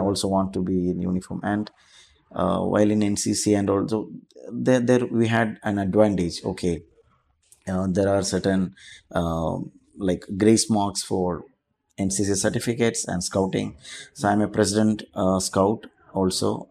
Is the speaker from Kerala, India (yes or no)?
yes; Kochi, Kerala, India; moved away as an adult; also born or lived in Goa; now in Dubai, United Arab Emirates; I'm from Cochin, Kerala